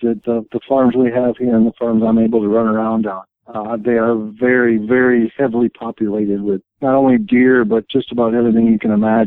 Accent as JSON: {"language": "English", "town": "Sparta", "region": "Wisconsin", "country": "United States", "tie": "born or raised there", "moved": "as an adult", "lives_now": "Kentucky, United States", "said": "I was born and raised in Sparta, Wisconsin. I lived there until I was 42 years old"}